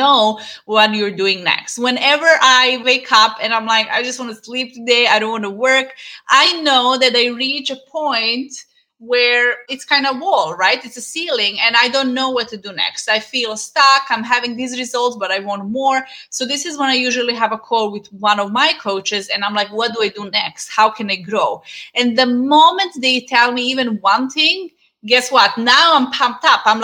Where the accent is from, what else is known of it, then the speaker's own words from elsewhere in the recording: Serbia; moved away; we had a dance school in my hometown